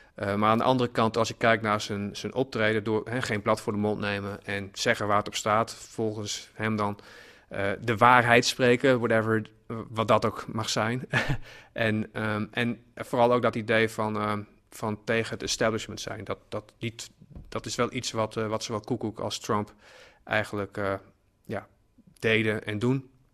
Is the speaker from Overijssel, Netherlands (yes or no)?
no; Hollandscheveld, Drenthe, Netherlands; Ik kom zelf uit Honzeveld